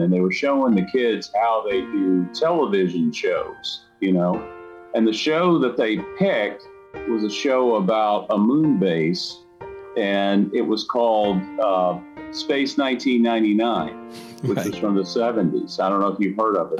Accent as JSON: {"language": "English", "town": "Atlanta", "region": "Georgia", "country": "United States", "tie": "born or raised there", "moved": "yes", "lives_now": "Huntsville, United States", "said": "was born and raised in Atlanta, Georgia, so I'm one of the few, the proud Atlanta native."}